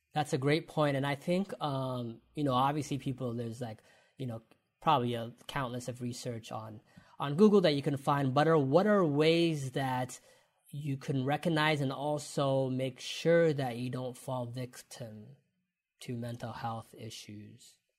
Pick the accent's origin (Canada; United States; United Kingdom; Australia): Canada; London, Ontario; growing up in London, Ontario, and doing the come up show